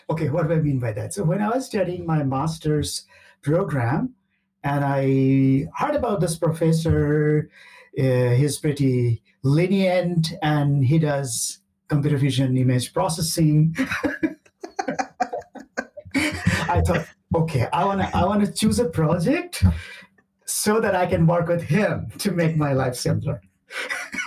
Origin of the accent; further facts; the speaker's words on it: India; moved away; also born or lived in Canada; I'm originally from India